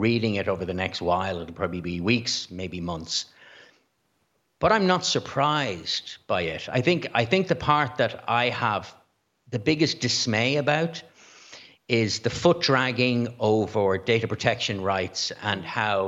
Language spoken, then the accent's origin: English; Dublin, Leinster, Ireland; my birth mother was 19 years old when she went into St. Patrick's home on the Navan Road in January of 1968. I was born in April of that year